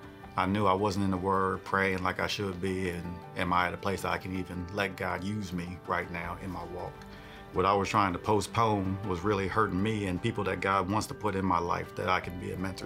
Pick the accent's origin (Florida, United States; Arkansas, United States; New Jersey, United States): New Jersey, United States; I'm from New Jersey. That's where my family's from, but military brat, been all over the world.